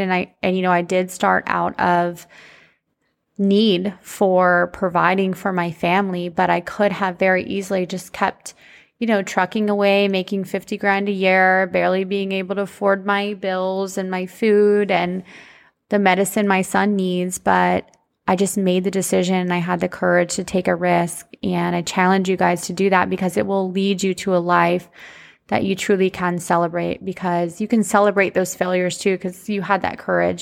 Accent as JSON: {"language": "English", "country": "United States", "tie": "born or raised there", "said": "growing up in the country, shout out, if you guys didn't know, I'm from Polk County"}